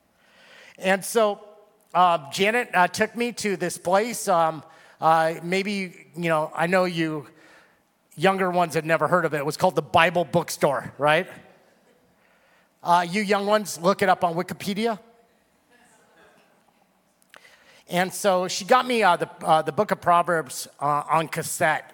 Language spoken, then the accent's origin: English; Simi Valley, California, United States; I was from Simi Valley